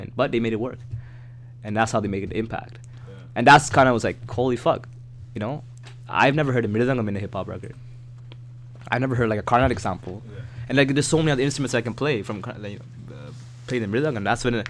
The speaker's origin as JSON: {"language": "English", "town": "Toronto", "region": "Ontario", "country": "Canada", "tie": "born or raised there", "said": "growing up in Scarborough"}